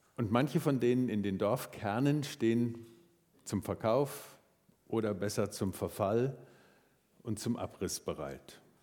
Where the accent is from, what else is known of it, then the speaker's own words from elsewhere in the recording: Marburg, Hesse, Germany; moved away; Ich liebe meine Heimatstadt Marburg